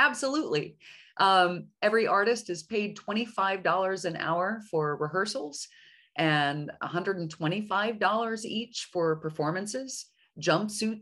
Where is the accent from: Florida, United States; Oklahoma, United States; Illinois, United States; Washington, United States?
Oklahoma, United States; Oklahoma City; moved away as an adult; also born or lived in New York / Europe; I'm born and raised in Oklahoma City, but I skedaddled off right after college, and I spent 20 some odd years in New York and in Europe